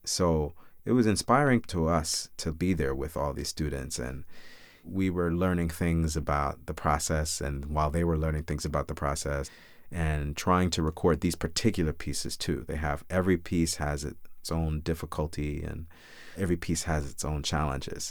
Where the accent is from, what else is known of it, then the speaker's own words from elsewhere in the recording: Chicago, Illinois, United States; now in New York, United States; My brother and I were lucky enough to grow up with wonderful parents on the south side of Chicago